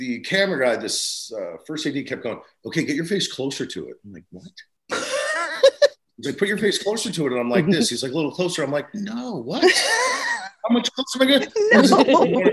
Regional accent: New Jersey, United States; I'm from Jersey

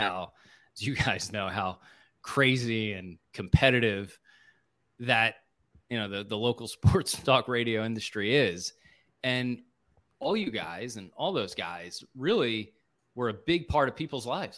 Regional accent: Springfield, Pennsylvania, United States; I grew up in Springfield

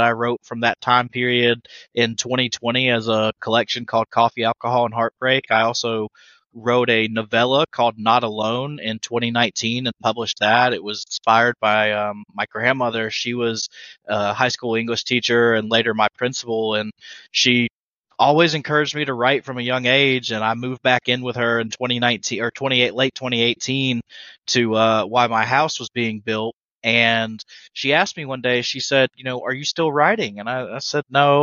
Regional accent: Leland, North Carolina, United States; I'm from Leland, North Carolina

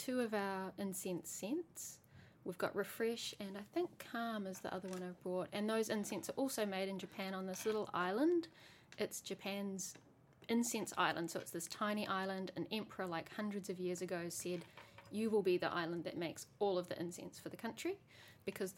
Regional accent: New Zealand; I grew up in New Zealand

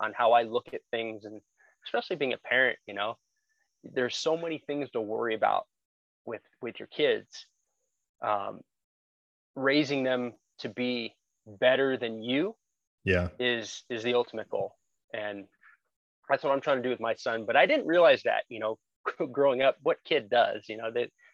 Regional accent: Glendale, Arizona, United States; I'm a native to Arizona. I was born and raised in Glendale

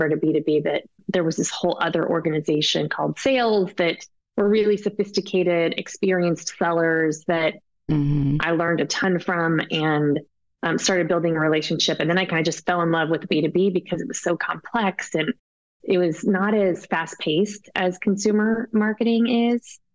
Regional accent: Colorado, United States; I was from Colorado

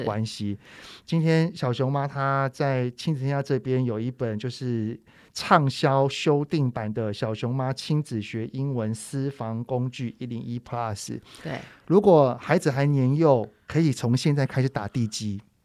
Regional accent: Taiwan; 我们台湾人

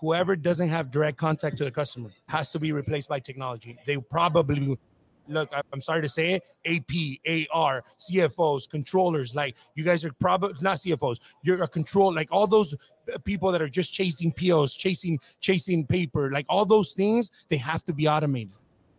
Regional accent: Whittier, California, United States; Oh, I grew up in Whittier.

